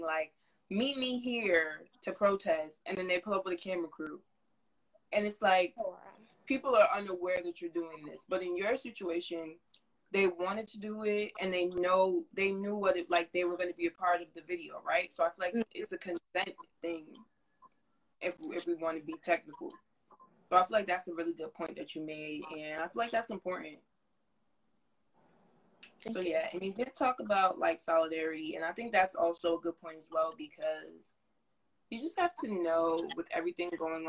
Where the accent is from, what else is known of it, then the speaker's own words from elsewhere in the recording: New Jersey, United States; I'm from Jersey, North Jersey.